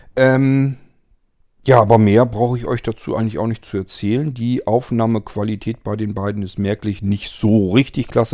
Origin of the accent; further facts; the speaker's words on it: Barenburg, Lower Saxony, Germany; ich bin ja aufgewachsen in der Nähe von Suling in einem kleinen Kaff, das heißt Barenburg und Barenburg liegt im Landkreis Diepholz